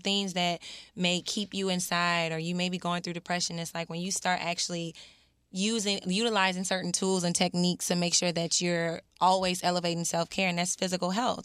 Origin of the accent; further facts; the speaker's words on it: New Orleans, Louisiana, United States; moved away; I'm originally from New Orleans